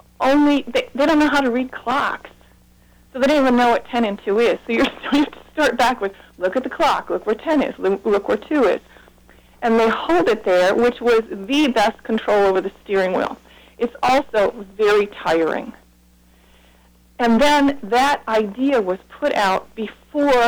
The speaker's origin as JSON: {"language": "English", "town": "Webster", "region": "New York", "country": "United States", "tie": "born or raised there", "also_born_or_lived": "Holland, Michigan / Kansas / Columbia, Maryland", "moved": "as an adult", "said": "I grew up in Webster, New York"}